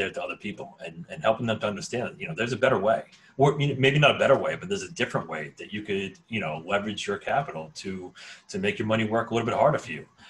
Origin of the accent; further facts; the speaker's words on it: United States; I grew up right outside of New York City.